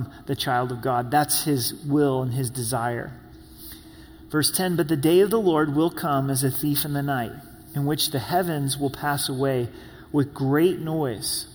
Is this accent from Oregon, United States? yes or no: yes; Medford, Oregon, United States; also born or lived in Grants Pass, Oregon; now in Colorado Springs, United States; I was born in Grants Pass, lived in Medford, the Rogue Valley. It's my home as a kid